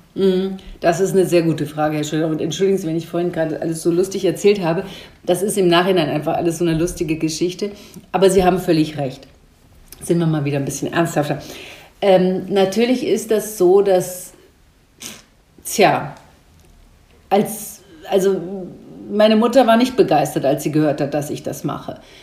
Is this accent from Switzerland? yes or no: no; Rhine-Main area, Hesse, Germany; also born or lived in Wiesbaden / Frankfurt; So Rhein-Main-Gebiet ist für mich meine Heimat, war es ja auch meine Heimat und ich mag es sehr gerne hier zu leben